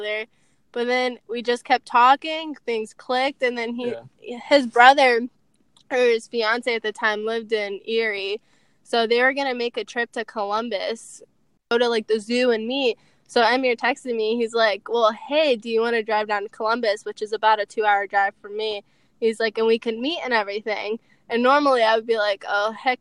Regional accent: Tuzla, Bosnia & Herzegovina; now in Ohio, United States; I was born in Tuzla. I currently live in Ohio, and I've lived in Ohio for, I don't even know, like going on 17 years, possibly.

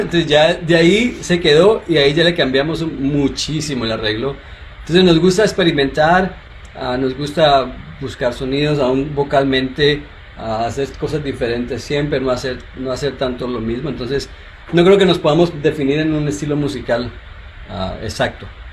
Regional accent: Colombia; soy colombiano

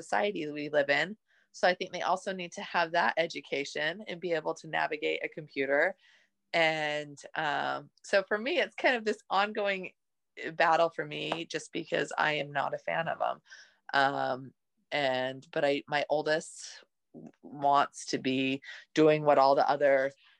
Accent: Utah, United States; I grew up in Utah

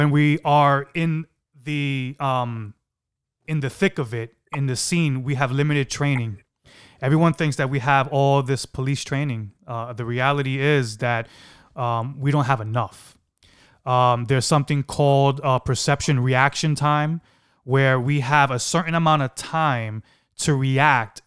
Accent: New York City, New York, United States; I grew up in East New York.

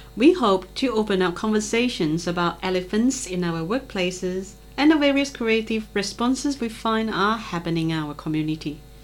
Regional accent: Malaysia; moved away as an adult; now in Australia; as a Malaysian residing and working in Australia for nearly 20 years now

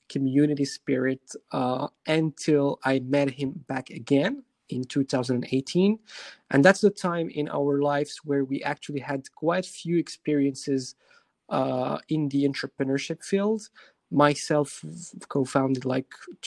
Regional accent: Morocco; moved away as an adult; also born or lived in France; I've lived for the past 11 years in France before I just recently came back to Morocco, which is my home country.

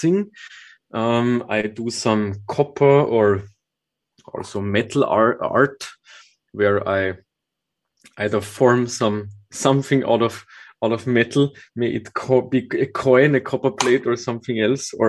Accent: Austria; I grew up on the countryside with not a lot of mountains. So for me, forests are the type of nature that I visited a lot when I grew up. Later on, of course, also some nice mountain trips as I come from Austria

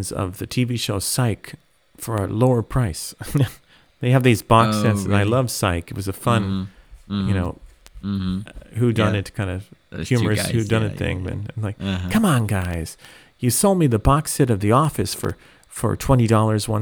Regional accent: California, United States; moved away as an adult; also born or lived in Tokyo, Japan; now in Japan; I'm from California

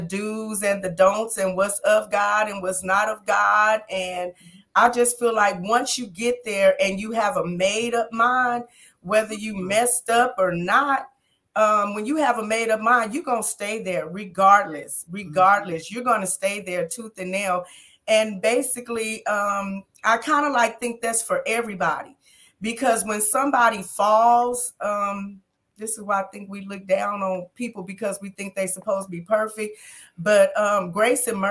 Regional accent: Las Vegas, Nevada, United States; My hometown is Las Vegas, and I'm still here in Las Vegas

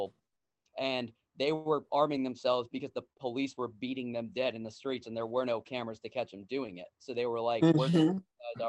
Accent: Connecticut, United States; moved away; I'm from Connecticut originally, so I went to a pretty much all white school.

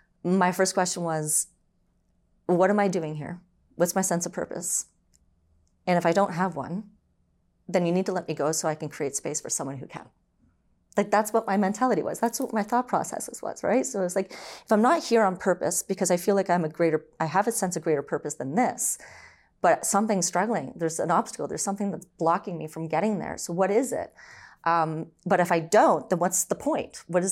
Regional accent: Brampton, Ontario, Canada; also born or lived in Orangeville; I was born and raised in Ontario. So I was born in Orangeville. And then eventually we moved to Brampton.

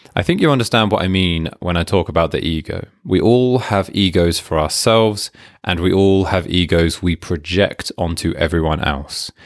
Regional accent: United Kingdom; I'm British

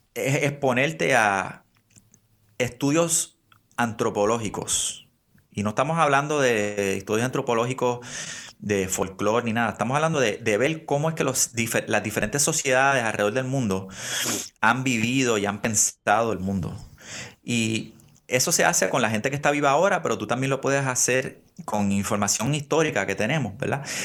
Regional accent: Puerto Rico; nos criamos cristianos en Puerto Rico

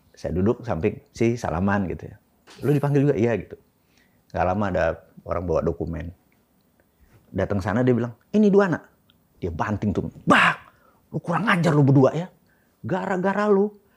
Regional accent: Indonesia; first language Javanese; Indonesian is a second language; gua dilahirkan di di Indonesia di sebuah keluarga kecil

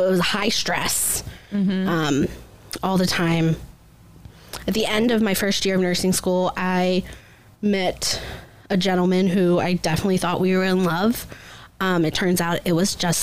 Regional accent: Upper Sandusky, Ohio, United States; I grew up in Upper Sandusky, Ohio, pretty small rural area

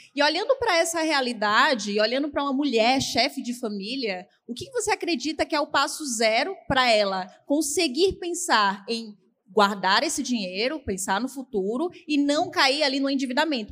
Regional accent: Bahia, Brazil; eu nasci na Bahia

